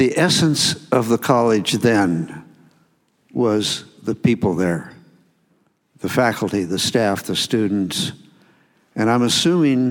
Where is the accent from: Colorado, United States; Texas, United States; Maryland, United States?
Colorado, United States; also born or lived in Ecuador; I'm from Colorado, originally, and right now, I'm living up on a mountain